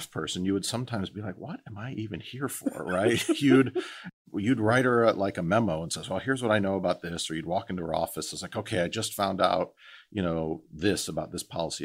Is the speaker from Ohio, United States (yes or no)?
yes; Northeast Ohio, United States; growing up in Northeast Ohio